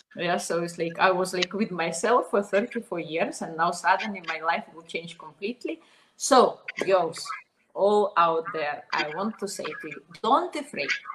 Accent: Minsk, Belarus; English is a second language; moved away as an adult; also born or lived in Slovenia; I was born in Belarus. I all my life I was in Minsk, at, uh, and I was 20 years old when I moved to Slovenia.

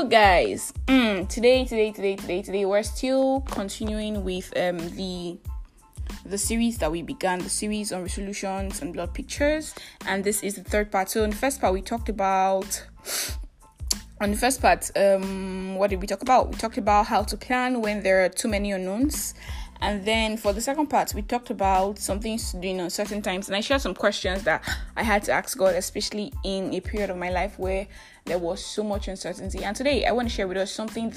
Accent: Nigeria; I am that Nigerian Christian talkaholic

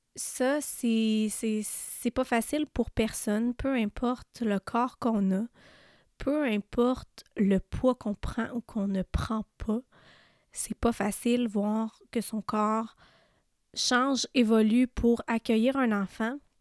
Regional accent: Témiscamingue, Quebec, Canada; on vient d'une petite région, là, euh, je viens du Témiscamingue, puis, tu sais, tout le monde se connaît dans cette région-là

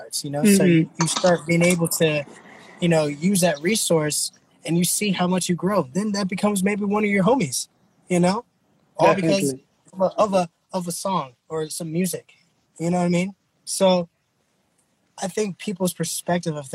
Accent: Texas, United States; now in Oakland, United States; I'm originally from here, from Oakland. I was born here, and then I was raised in Texas

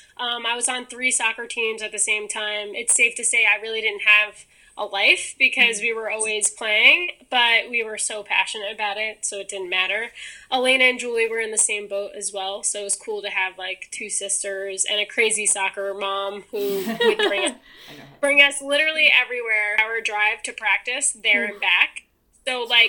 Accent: New York City, New York, United States; I grew up in Staten Island, New York

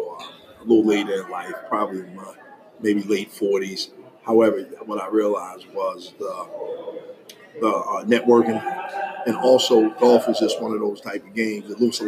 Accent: Baltimore, Maryland, United States; I'm from Baltimore City. Only child. Grew up in the 80s

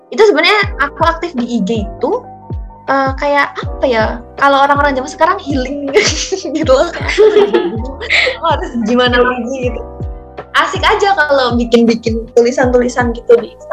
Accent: Wonogiri, Central Java, Indonesia; Iya, kenalin … aku dari Wonogiri, dari jurusan Teknologi Rekayasa Otomasi, Undip

